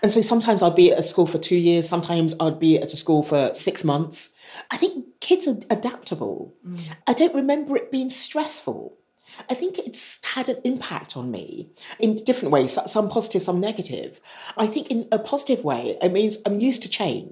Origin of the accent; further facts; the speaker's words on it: United Kingdom; growing up, I didn't feel I belonged anywhere. I think I'm quite British in the way I've been brought up